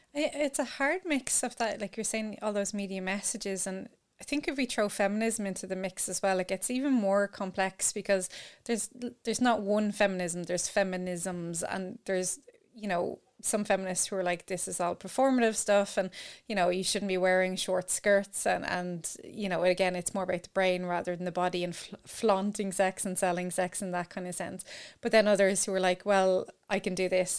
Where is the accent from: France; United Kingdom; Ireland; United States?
Ireland; growing up in Ireland